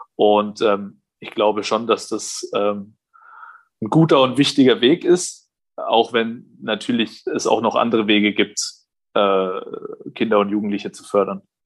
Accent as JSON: {"language": "German", "town": "Nuremberg", "region": "Bavaria", "country": "Germany", "also_born_or_lived": "Quakenbrück / Bayreuth", "said": "ich komme ja aus Nürnberg"}